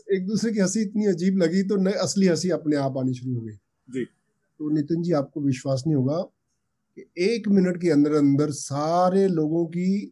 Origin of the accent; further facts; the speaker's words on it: Ferozepur, Punjab, India; moved away as an adult; also born or lived in Amritsar / Mumbai; उन्होंने मुझे boarding school भेज दिया स्कूल में फिरोजपुर में वहाँ से मैं डिस्ट्रिक्ट में टॉप करके मेडिकल कॉलेज अमृतसर में